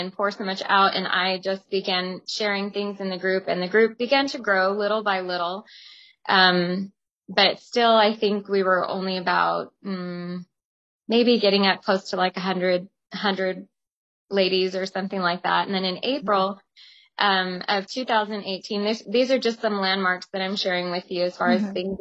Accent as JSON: {"language": "English", "town": "Tucson", "region": "Arizona", "country": "United States", "tie": "born or raised there", "also_born_or_lived": "Stockton, California / Weed, California / Los Angeles, California", "moved": "as an adult", "said": "I was also born and raised in Tucson, Arizona"}